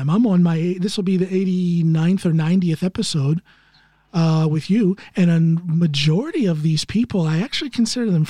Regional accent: Norton, Ohio, United States; moved away; my hometown of norton no. ohio

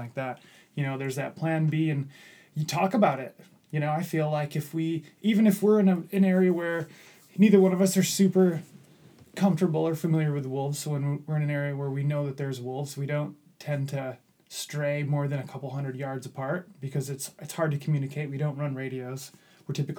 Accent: Midwest, United States; I grew up in the Midwest

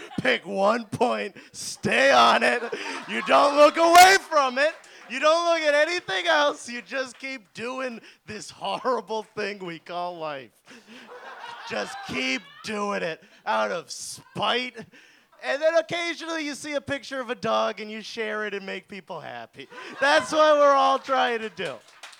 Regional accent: Ireland; I've also been suicidal, but I'm Irish.

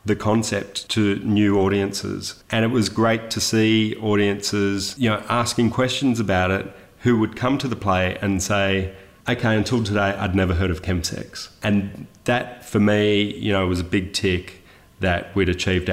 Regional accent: Sydney, New South Wales, Australia; I was born in Sydney in the 70s. Youngest of four children

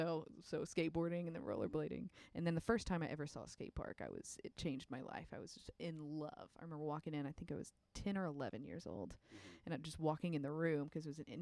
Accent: Whitehouse, Texas, United States; now in Austin, United States; I grew up in East Texas. Where? White House, Texas.

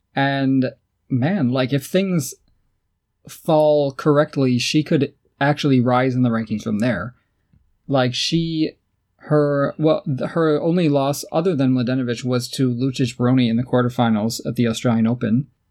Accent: United States; I'm from the U S

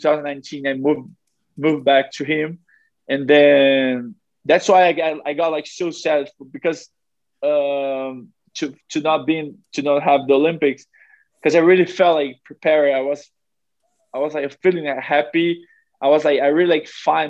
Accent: Brazil; also born or lived in South Carolina, United States; being like next to my family and in my home country

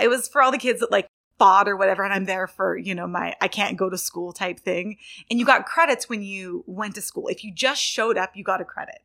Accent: right outside Sacramento, Northern California, United States; moved away as an adult; I was born in, um, Northern California

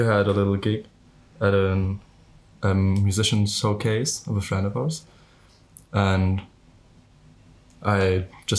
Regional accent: Berlin, Germany; I'm from Berlin

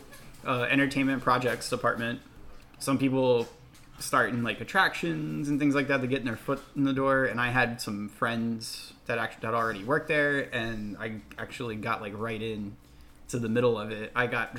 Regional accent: New Castle, Delaware, United States; now in Florida, United States; I'm from Newcastle, Delaware.

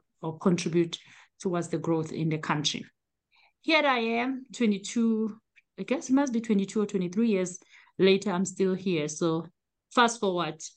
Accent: South Africa; moved away as an adult; now in United States; I am originally from South Africa, born and raised.

